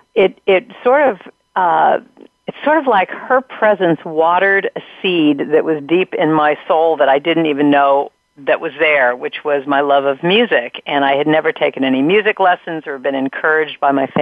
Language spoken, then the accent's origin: English; Los Angeles, California, United States; I grew up in Southern California. I live up in Northern California now. But I grew up in Hollywood